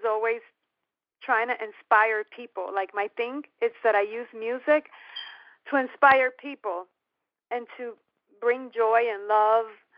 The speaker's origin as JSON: {"language": "English", "town": "New York City", "region": "New York", "country": "United States", "tie": "born or raised there", "also_born_or_lived": "Miami", "moved": "yes", "said": "I was born in the Bronx, New York, of Puerto Rican parents."}